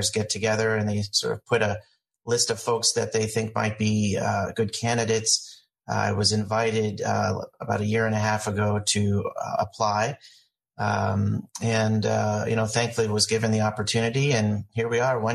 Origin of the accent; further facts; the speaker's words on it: Indianapolis, Indiana, United States; I grew up here in Indianapolis, consider myself a Hoosier, born here at IU